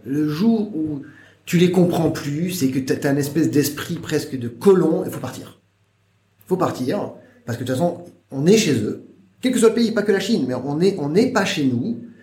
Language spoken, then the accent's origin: French; France; moved away as an adult; now in China; j'ai quitté la France